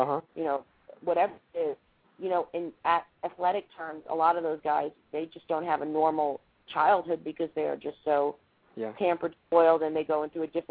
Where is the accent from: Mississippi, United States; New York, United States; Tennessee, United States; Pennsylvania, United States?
New York, United States; Baldwin; also born or lived in Manhattan, New York / Freeport, New York; I was born in Manhattan. I was raised in Long Island.